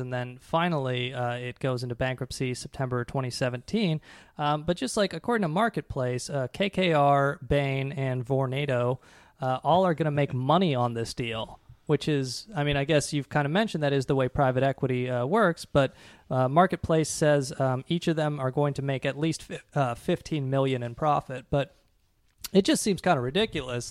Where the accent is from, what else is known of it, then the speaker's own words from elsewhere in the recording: Seattle, Washington, United States; when I was a kid growing up in Seattle